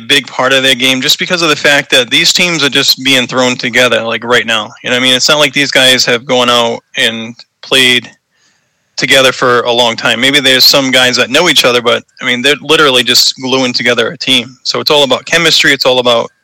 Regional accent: Boston, Massachusetts, United States; accent: Boston; growing up in New England, Boston area

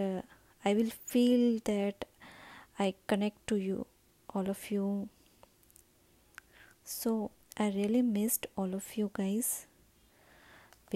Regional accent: India; I'm from India

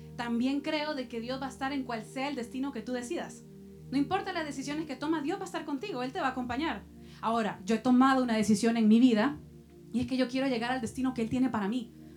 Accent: El Salvador; moved away; Y yo soy de Salvador también

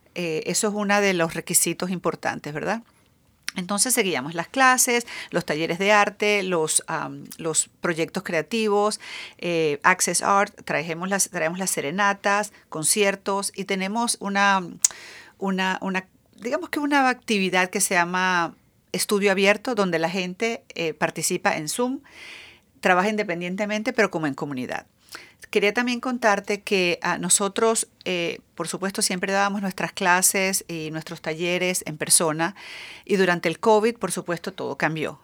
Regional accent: Venezuela; moved away as an adult; also born or lived in Jeddah / Botswana; now in Seattle, United States; yo tengo cinco años en Seattle, soy venezolana, eh, muy orgullosa de ser venezolana.

